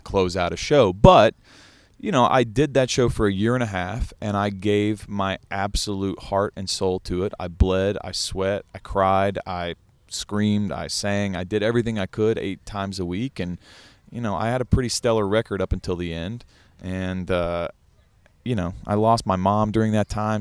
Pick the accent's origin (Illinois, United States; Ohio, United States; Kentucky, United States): Kentucky, United States; moved away as an adult; growing up in Kentucky